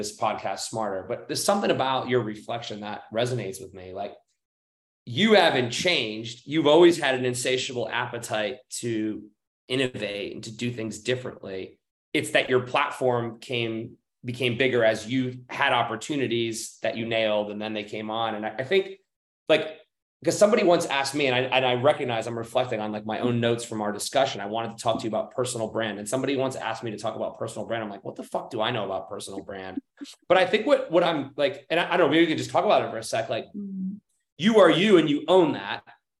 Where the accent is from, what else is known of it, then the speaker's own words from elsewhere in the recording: United States; I'm American, as about as American as they come